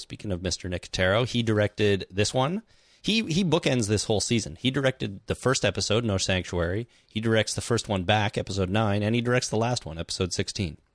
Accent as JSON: {"language": "English", "country": "Canada", "said": "we're Canadian"}